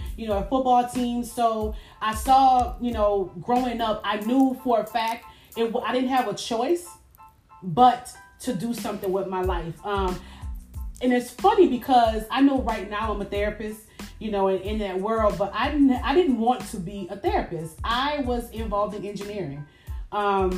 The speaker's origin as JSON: {"language": "English", "town": "New Orleans", "region": "Louisiana", "country": "United States", "tie": "born or raised there", "said": "I am originally from New Orleans. Born and raised"}